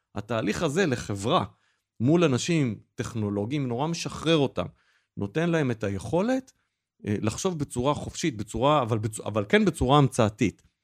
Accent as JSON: {"language": "Hebrew", "country": "Israel", "said": "כי גם אנחנו ישראלים"}